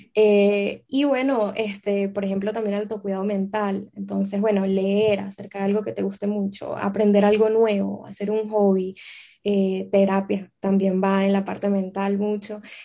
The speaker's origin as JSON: {"language": "Spanish", "country": "Venezuela", "also_born_or_lived": "Amsterdam, Netherlands / Boston, United States", "moved": "yes", "lives_now": "Barcelona, Spain", "said": "yo soy venezolana"}